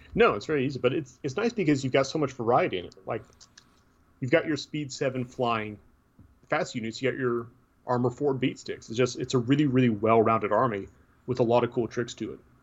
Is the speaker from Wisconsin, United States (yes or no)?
no; Tennessee, United States; I'm from Tennessee, so be surprised I can speak English at all